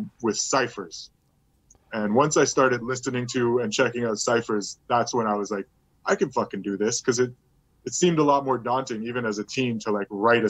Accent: Montreal, Quebec, Canada; now in Burlington, Canada; growing up in Montreal

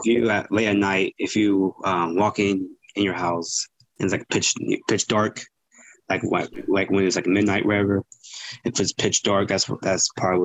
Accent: Modesto, California, United States; Grew up in, I was raised and born in Modesto, California.

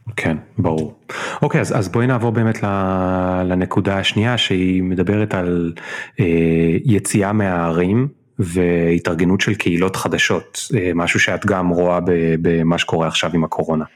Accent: Israel; אנחנו ישראלים

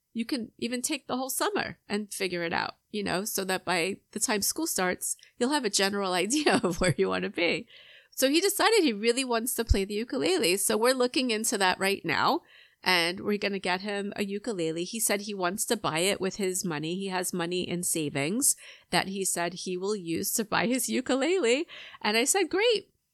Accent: Long Island, New York, United States; moved away as an adult; now in Atlanta, United States; I grew up on Long Island in New York

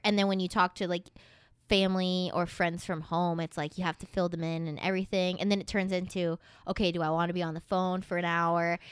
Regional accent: Tornado Alley, United States; moved away; I grew up in Tornado Alley

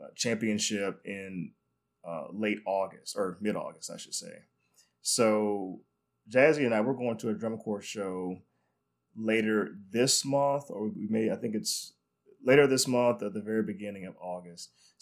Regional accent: North Carolina, United States; I'm from North Carolina

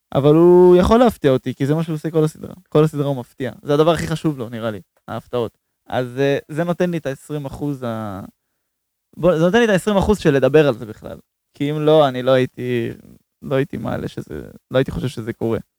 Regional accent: Israel; אנחנו בתור ישראלים

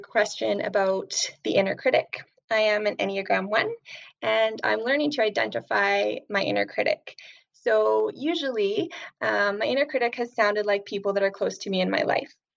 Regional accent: Alberta, Canada; I'm from Alberta, Canada

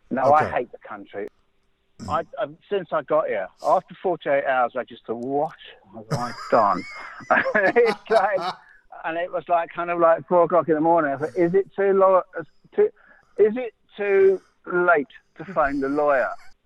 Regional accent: London, United Kingdom; moved away as an adult; now in Derbyshire, United Kingdom; But lots of people are born in London, and I'm one of them. And I was born in Highgate. And then we lived in Camden Town.

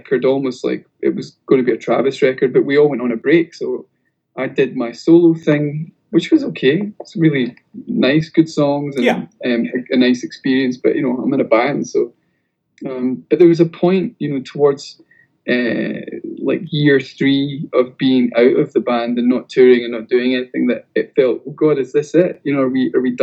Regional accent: Scotland, United Kingdom; We're also Scottish

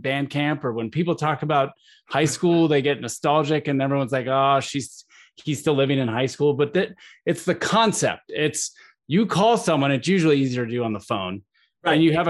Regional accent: Tucson, Arizona, United States; I grew up in Tucson, Arizona.

